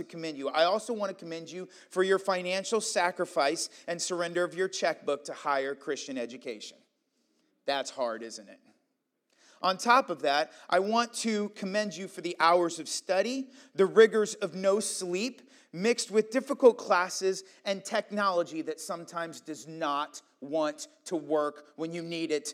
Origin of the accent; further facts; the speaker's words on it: Iowa, United States; moved away as an adult; also born or lived in Pennsylvania; I was from Iowa, but I was on the East Coast